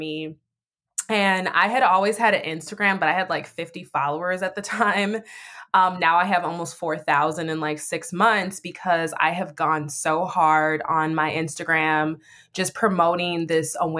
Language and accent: English; Minneapolis, Minnesota, United States; This is my city, which is Minneapolis, where I was born and raised